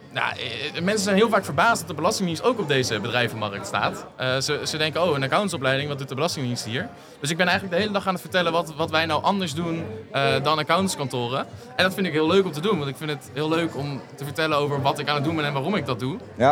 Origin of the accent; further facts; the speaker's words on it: Utrecht, Netherlands; ik kom uit Utrecht